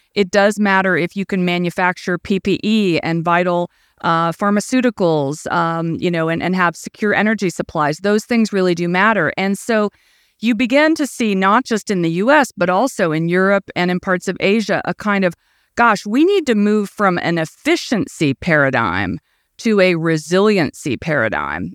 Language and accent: English; Indiana, United States; I grew up in the Midwest. I'm from Indiana